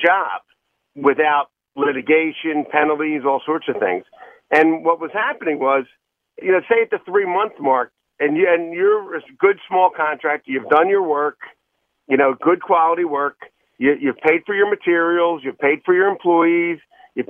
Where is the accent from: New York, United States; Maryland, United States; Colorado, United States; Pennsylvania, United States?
Pennsylvania, United States; Philadelphia; I grew up in the Oxford Circle